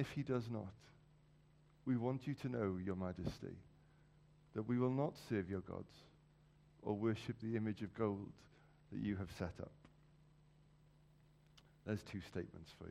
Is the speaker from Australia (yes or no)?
no; Wales, United Kingdom; as a Welshman